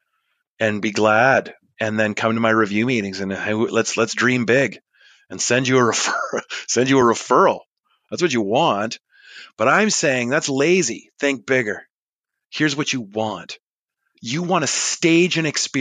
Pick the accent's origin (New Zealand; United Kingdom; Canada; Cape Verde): Canada; yeah, I am